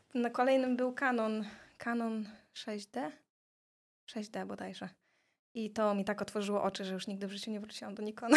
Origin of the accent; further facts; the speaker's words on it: Tricity, Pomeranian Voivodeship, Poland; also born or lived in Gdańsk / Silesia; I takim cudem ja jestem z Trójmiasta, a cała moja rodzina właśnie jest ze Śląska